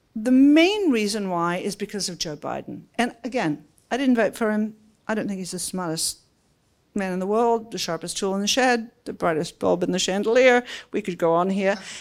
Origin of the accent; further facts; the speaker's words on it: Australia; moved away as an adult; now in Washington, United States; hopefully you can hear that I come from Australia, but not from Sydney